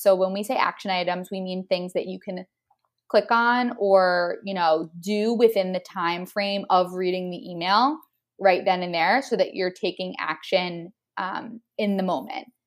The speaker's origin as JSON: {"language": "English", "region": "New Jersey", "country": "United States", "also_born_or_lived": "Austin, Texas", "moved": "as an adult", "said": "I'm from New Jersey"}